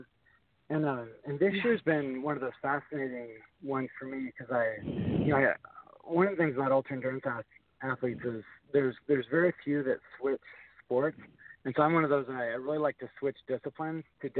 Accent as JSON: {"language": "English", "town": "Port Angeles", "region": "Washington", "country": "United States", "tie": "born or raised there", "said": "about 30 kilometers from my hometown in Port Angeles up to Canada"}